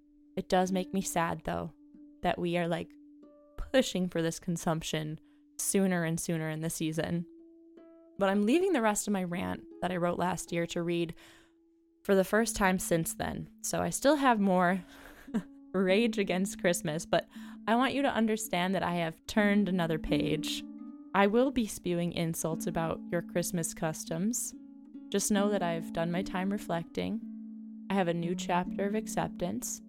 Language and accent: English; Chicago, Illinois, United States; I am a Chicagoan and overall Midwesterner